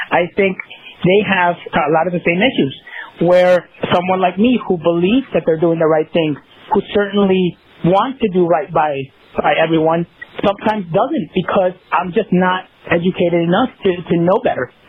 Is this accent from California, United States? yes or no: yes; Los Angeles, California, United States; I grew up in South Central Los Angeles, right? I grew up in that environment, and I love that environment. You know, it, you know, obviously that's where I grew up, and I'm very proud to say that.